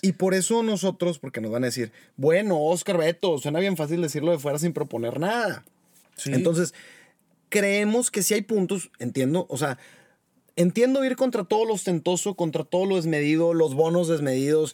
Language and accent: Spanish; Mexico; somos puros mexicanos responsables los que estamos aquí